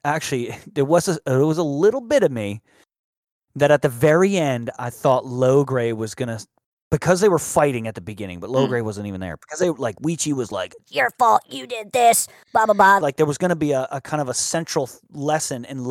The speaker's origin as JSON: {"language": "English", "town": "Paterson", "region": "New Jersey", "country": "United States", "tie": "born or raised there", "said": "I grew up in Paterson, New Jersey, and everyone knew that you don't go into Paterson."}